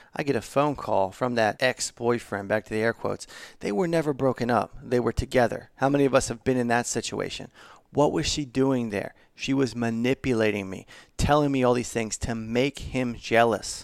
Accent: Baltimore, Maryland, United States; I'm from Baltimore

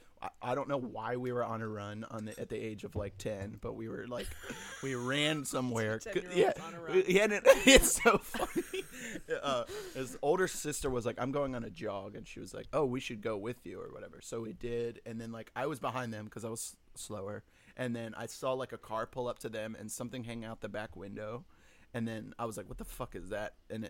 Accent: Virginia, United States; Just, like, Virginia. Through that. Virginia.

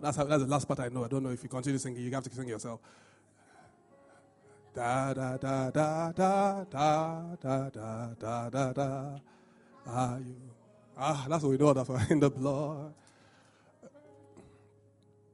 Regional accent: Nigeria; being Nigerian

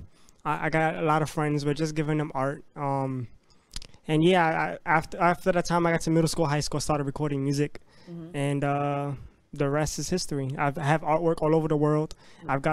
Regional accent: New York City, New York, United States; I'm from the Bronx, from New York City, from planet Earth

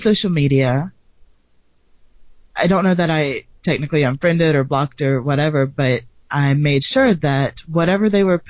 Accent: the South, United States; I am a girl from the South, and because I am white

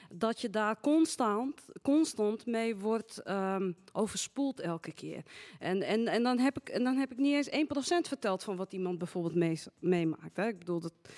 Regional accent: Amsterdam, North Holland, Netherlands; ik ben Marokkaans-Nederlands, geboren getogen in Amsterdam

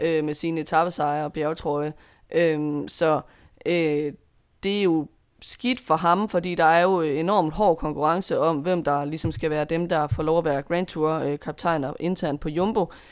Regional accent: Denmark; som dansker

